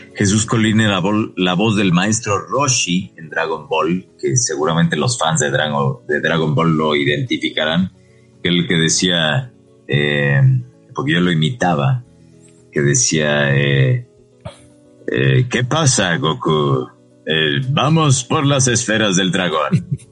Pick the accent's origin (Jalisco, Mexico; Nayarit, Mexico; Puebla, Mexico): Puebla, Mexico; frente a casa de mis papás en Puebla, porque soy de Puebla